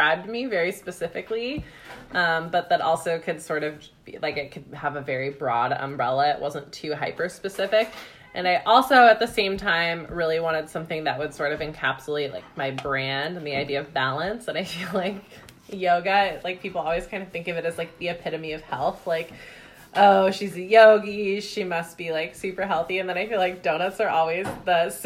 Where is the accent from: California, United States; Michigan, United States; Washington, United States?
Washington, United States; Vashon; I grew up on Vashon Island in Washington